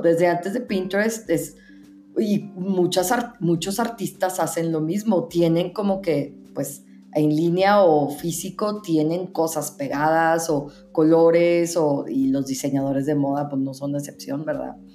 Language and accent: Spanish; northern Mexico, Mexico; now in Mexico City, Mexico; Yo soy mexicana americana, entonces creciendo yo tuve elementos tanto estadounidenses, pues también viviendo, la mayoría de mi vida he vivido en el norte de México